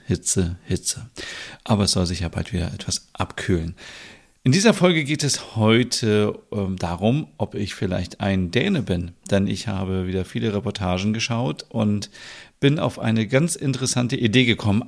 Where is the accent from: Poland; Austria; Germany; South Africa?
Germany; Bad Bramstedt, Schleswig-Holstein; also born or lived in Kaltenkirchen, Germany; ich bin ja in Schleswig-Holstein geboren. Also ich bin hier in Kaltenkirchen geboren, in der Nähe von Hamburg. Und ich bin in der Stadt Bad Bramstedt aufgewachsen.